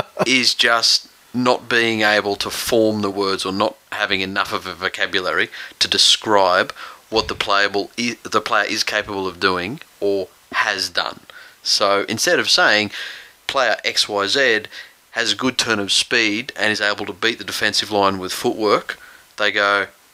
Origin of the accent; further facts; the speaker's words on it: Bankstown, New South Wales, Australia; born there; because I was born in Bankstown Hospital.